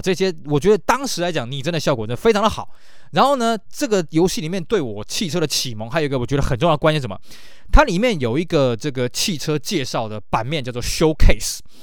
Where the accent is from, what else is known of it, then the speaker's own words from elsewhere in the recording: Taiwan; 我们台湾这边